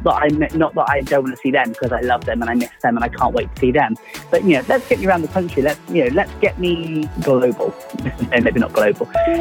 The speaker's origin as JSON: {"language": "English", "region": "London", "country": "United Kingdom", "said": "I'm originally from London before I moved to the southwest."}